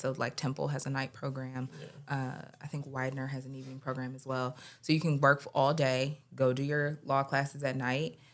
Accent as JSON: {"language": "English", "town": "Detroit", "region": "Michigan", "country": "United States", "moved": "yes", "lives_now": "Philadelphia, United States", "said": "we're from Detroit originally"}